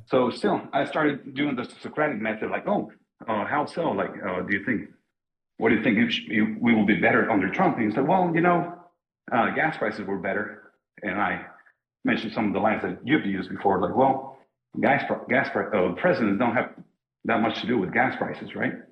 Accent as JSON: {"language": "English", "country": "Mexico", "moved": "yes", "lives_now": "Germany", "said": "We're both from Mexico originally"}